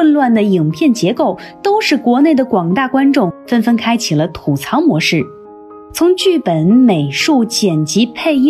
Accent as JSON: {"language": "Chinese", "country": "China", "said": "我们中国人欢迎外国人挪用中国故事"}